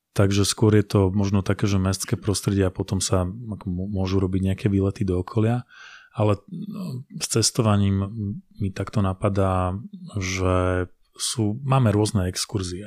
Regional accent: Považská Bystrica, Trenčín Region, Slovakia; som z Považskej. z Považskej Bystrice, respektíve z Doliny e, pri Považskej Bystrici.

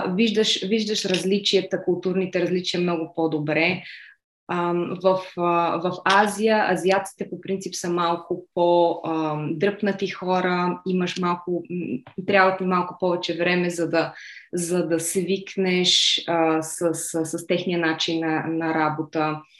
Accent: Bulgaria; first language Bulgarian; moved away as an adult; also born or lived in Budapest, Hungary / Slovakia / Singapore / Malaysia; now in Madrid, Spain; Родена съм в Будапешта, но по-голямата част от живота си съм прекарала в България

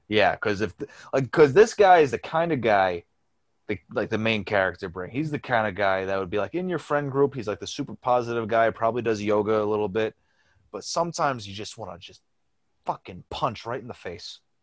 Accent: New York, United States; I'm from New York.

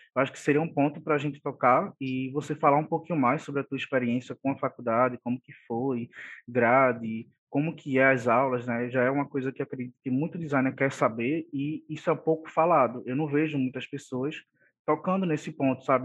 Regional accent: Olinda, Pernambuco, Brazil; Somos conterrâneos, né, só que de cidades diferentes, sou de Olinda

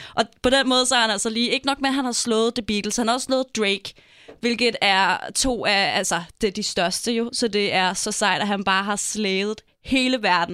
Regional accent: Denmark; Vi er danskere

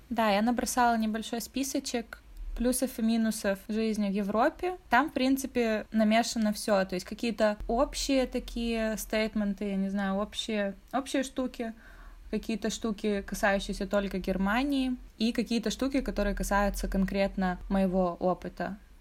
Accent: Russia; now in Europe; Я из России

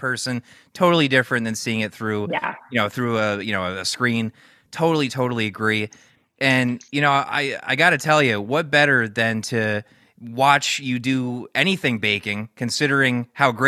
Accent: Newtown, Connecticut, United States; Newtown, Connecticut, my hometown.

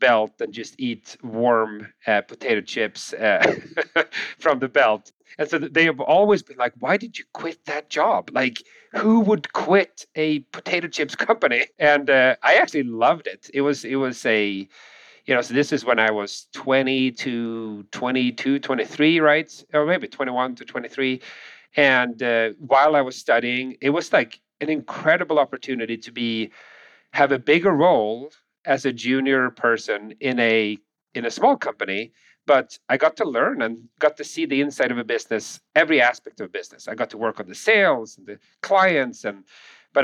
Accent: Sweden; English is a second language; moved away as an adult; now in United States; I'm from Sweden, born and raised in Sweden, moved to the U.S., with my family

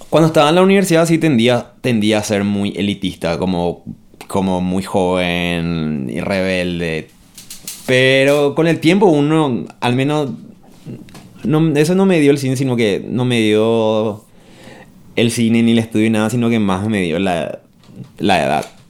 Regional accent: Paraguay; moved away as an adult; yo me fui del Paraguay en el 2010. Y volví en el 2017

